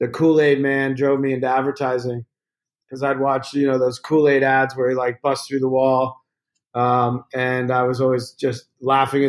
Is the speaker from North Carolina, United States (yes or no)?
no; Virginia, United States; a kid growing up in Virginia.